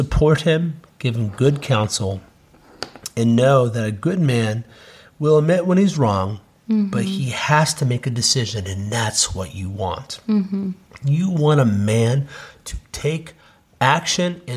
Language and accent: English; Cincinnati, Ohio, United States; moved away as an adult; now in South Carolina, United States; We're moving back to our hometown of Cincinnati